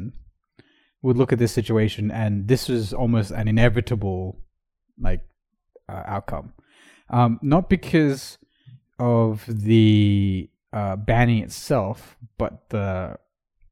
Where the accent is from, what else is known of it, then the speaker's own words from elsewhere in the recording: Australia; as the Australian correspondent myself